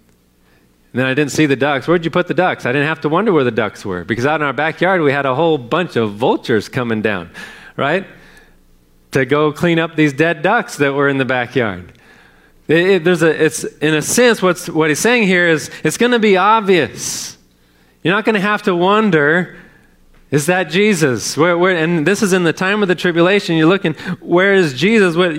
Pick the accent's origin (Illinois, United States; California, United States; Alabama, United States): California, United States; now in Texas, United States; I grew up in California.